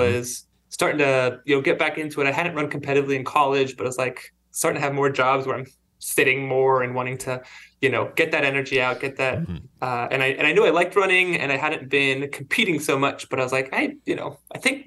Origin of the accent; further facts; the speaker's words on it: Cincinnati, Ohio, United States; now in North Carolina, United States; I'm originally from Cincinnati, Ohio